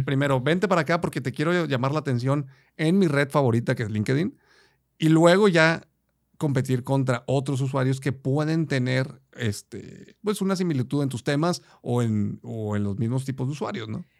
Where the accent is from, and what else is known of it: Mexico